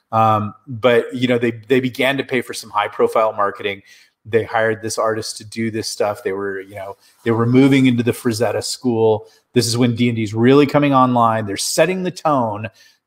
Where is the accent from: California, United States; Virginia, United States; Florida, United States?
California, United States; Southern; I grew up in Southern California.